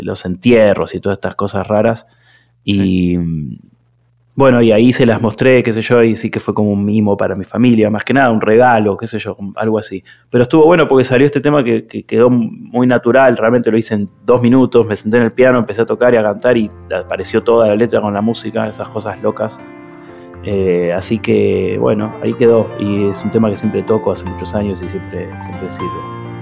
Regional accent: Argentina

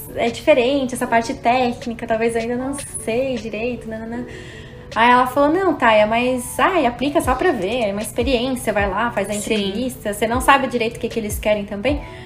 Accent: Brazil; moved away; Do Brasil

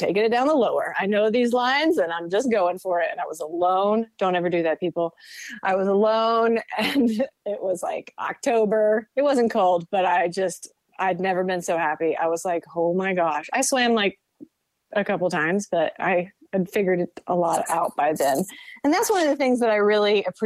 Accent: North Carolina, United States; I'm from North Carolina

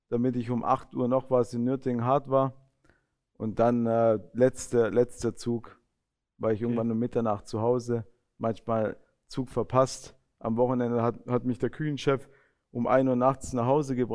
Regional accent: Italy; und ich fand das mit, ja, fand ich schön, gerade als Italiener.

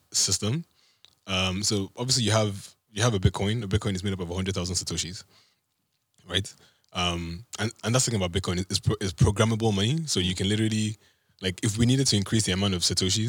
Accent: Nigeria; I'm from Nigeria

